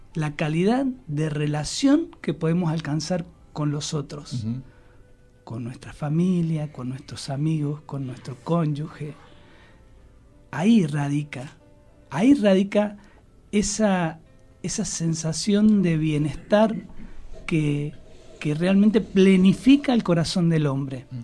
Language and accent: Spanish; Argentina; en Argentina somos tan afectos a la amistad, a los vínculos, al fútbol